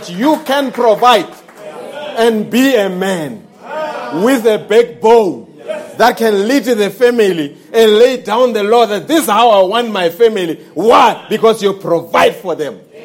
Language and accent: English; South Africa